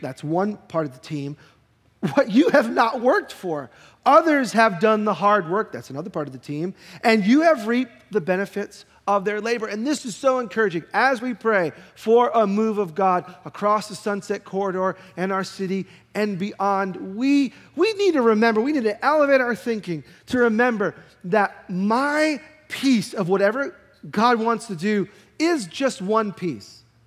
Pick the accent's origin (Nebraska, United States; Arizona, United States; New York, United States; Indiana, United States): New York, United States; I'm a New Yorker.